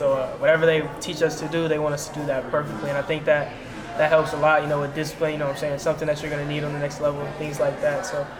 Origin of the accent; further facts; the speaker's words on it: Pittsburgh, Pennsylvania, United States; now in Louisiana, United States; No, sir. I'm from Pittsburgh.